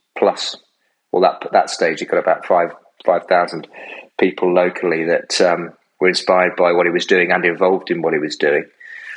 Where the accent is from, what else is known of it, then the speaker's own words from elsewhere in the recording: Derby, East Midlands, United Kingdom; moved away as an adult; also born or lived in Newcastle / London; I'm from Derby.